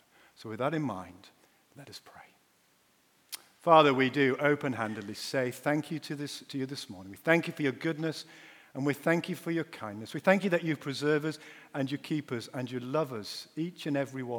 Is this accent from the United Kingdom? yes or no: yes; Yorkshire and the Humber, United Kingdom; I'm a Yorkshireman